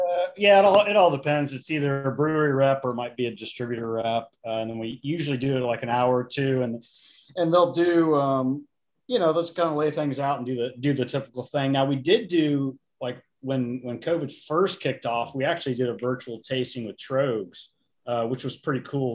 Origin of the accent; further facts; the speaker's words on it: Indiana, United States; now in Virginia, United States; I'm originally from Indiana